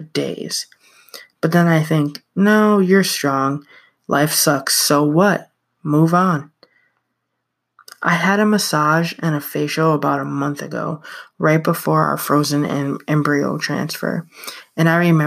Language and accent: English; upstate New York, United States; I went to a memorial service for someone in my hometown. I'm from a small town in upstate New York where everyone knows and or is related to everyone.